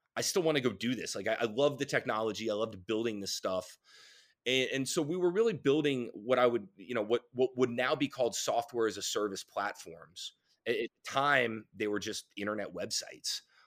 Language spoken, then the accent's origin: English; Raleigh, North Carolina, United States; I grew up in Raleigh